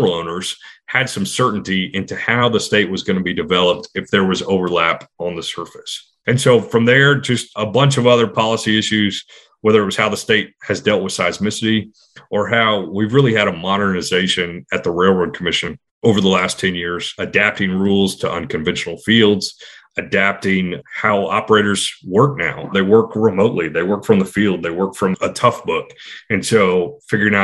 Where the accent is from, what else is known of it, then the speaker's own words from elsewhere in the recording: Houston, Texas, United States; now in Austin, United States; A kid growing up in the 80s in Texas, in Houston